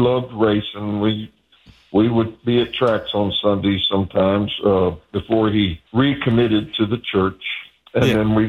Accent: Lebanon, Ohio, United States; born or raised there; moved away

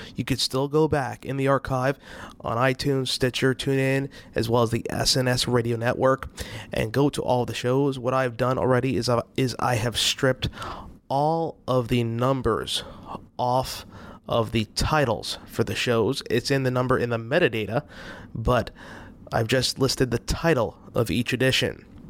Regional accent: New York, United States; I grew up in New York

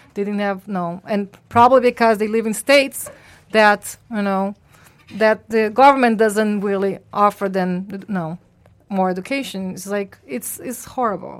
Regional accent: Brazil; moved away; I'm from Brazil

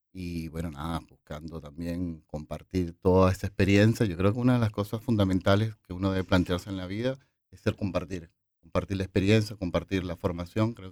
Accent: Venezuela; now in Argentina; Eh, soy venezolano.

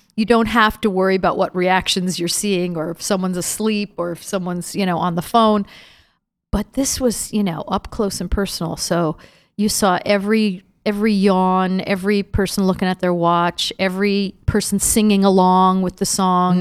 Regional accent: Schenectady, New York, United States; moved away; my hometown, Schenectady, New York, which is, um, the the city that's right next to Albany, where I grew up

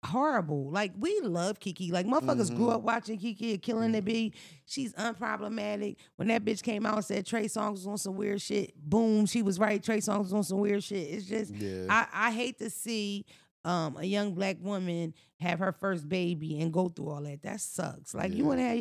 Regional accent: United States; I grew up in America

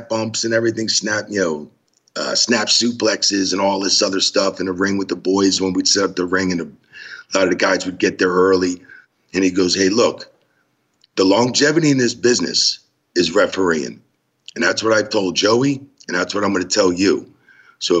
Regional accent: New Jersey, United States; coming from the Northeast in New Jersey

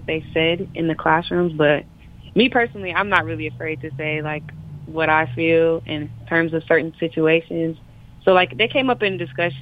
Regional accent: Wisconsin, United States; I'm 18. I'm from Wisconsin

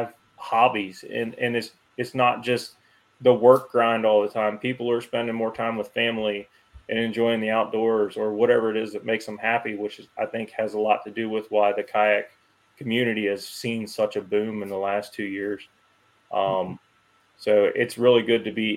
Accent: Woodsboro, United States; I grew up in Woodsboro, not too far from here

